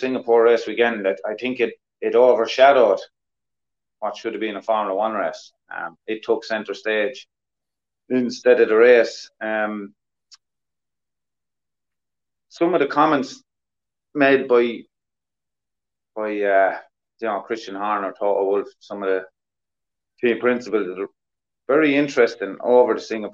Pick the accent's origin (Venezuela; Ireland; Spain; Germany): Ireland; us Irish